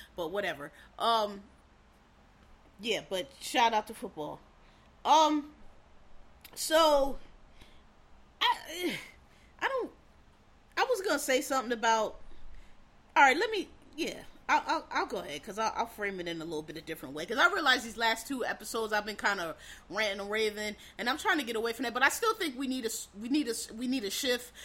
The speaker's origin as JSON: {"language": "English", "town": "Philadelphia", "region": "Pennsylvania", "country": "United States", "tie": "born or raised there", "said": "I'm from Philadelphia"}